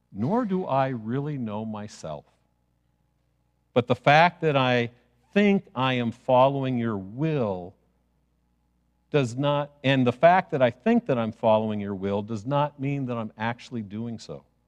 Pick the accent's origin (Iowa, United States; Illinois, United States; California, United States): Illinois, United States; Chicago; I grew up in Chicago